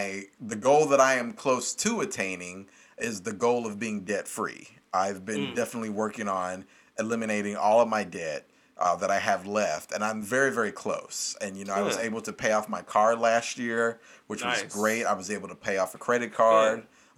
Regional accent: Kentucky, United States; Because, I mean, technically, I still say I'm from Kentucky, but I've lived literally all over the country.

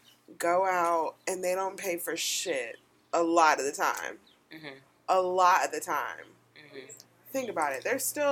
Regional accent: the South, United States; I grew up in the South.

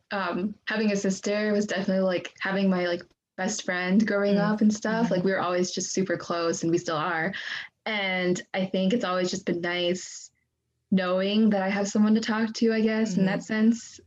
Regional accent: Gladstone, United States; also born or lived in Xinyu, Jiangxi, China; I grew up in Gladstone like my whole life

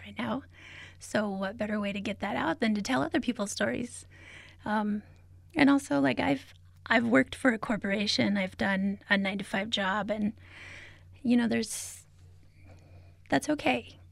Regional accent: Albuquerque, New Mexico, United States; also born or lived in Zuni Pueblo / Isleta Pueblo; I am from, uh, Zuni Pueblo, as well as Isleta Pueblo. Um, I grew up here in Albuquerque, though

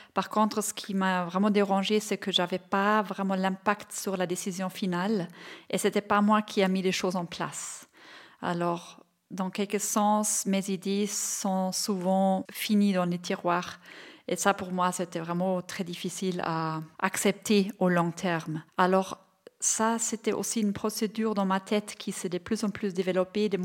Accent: Bavaria, Germany; French is a second language; now in Switzerland; Je viens de Bavière, euh, j'ai 48 ans.

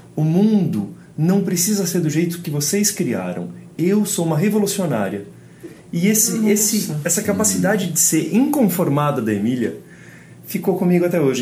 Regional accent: Brazil; eu nasci aqui no Brasil

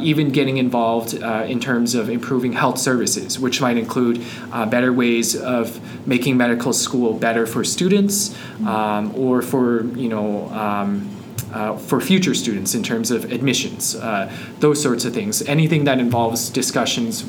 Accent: Calgary, Alberta, Canada; moved away as an adult; also born or lived in Montreal; now in Edmonton, Canada; I'm originally from Calgary, and now I'm back here in Alberta in a different city, in Edmonton.

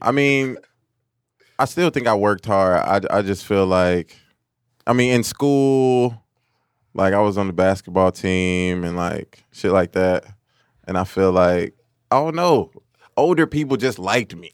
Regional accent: Hillside, Illinois, United States; also born or lived in Chicago, Illinois / Montgomery, Illinois; We moved further west to Hillside

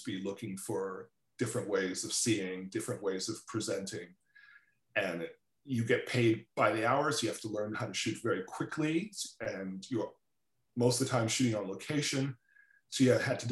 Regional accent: Toronto, Ontario, Canada; also born or lived in Trinidad / New York; I grew up in Toronto

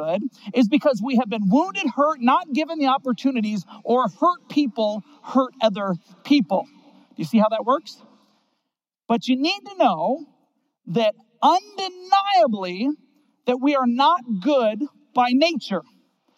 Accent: Seattle, Washington, United States; I grew up in Seattle, Washington

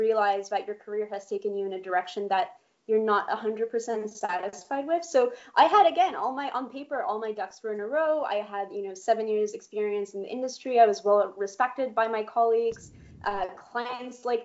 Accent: Poland; moved away; I was born in Poland

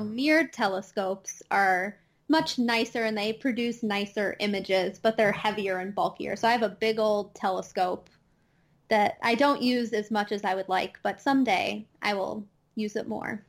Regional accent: Chicago, Illinois, United States; accent: Midwest twang; now in Madison, United States; I am from the Midwest. I'm actually from the Chicago area in Illinois, just displaced in Madison, Wisconsin.

